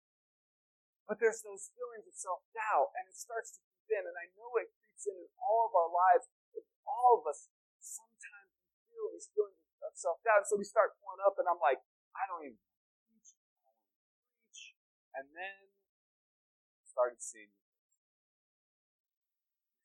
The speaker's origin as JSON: {"language": "English", "town": "Denver", "region": "Colorado", "country": "United States", "tie": "born or raised there", "also_born_or_lived": "Cheyenne, Wyoming", "moved": "as an adult", "lives_now": "Flagstaff, United States", "said": "I grew up in Denver, spent 30 years of my life, 31 years of my life in the North Denver area"}